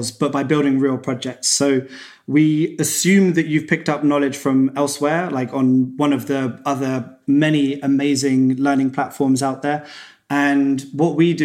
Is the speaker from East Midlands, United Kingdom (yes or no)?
no; Cambridge, East of England, United Kingdom; I was back in my hometown, Cambridge in England.